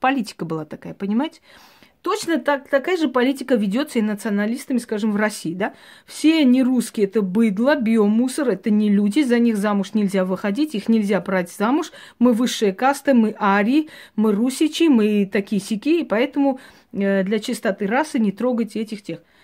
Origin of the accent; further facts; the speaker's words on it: Georgia; я родилась в Грузии